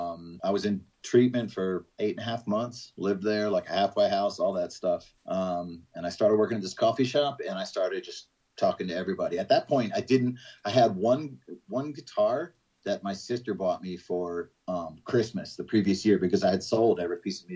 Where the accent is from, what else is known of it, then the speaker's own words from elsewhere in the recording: Georgia, United States; the fact that we're from Georgia, people think that we're like these hicks